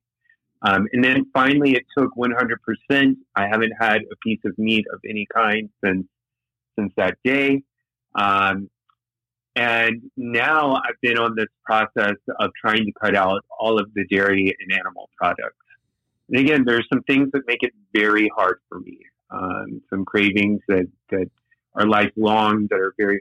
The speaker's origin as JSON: {"language": "English", "region": "the South", "country": "United States", "tie": "born or raised there", "also_born_or_lived": "Guatemala", "moved": "yes", "lives_now": "Miami, United States", "said": "I grew up in the South"}